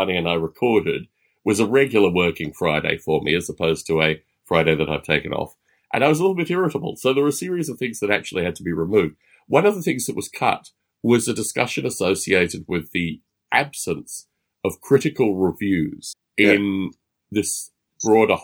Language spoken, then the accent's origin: English; Australia; growing up in Australia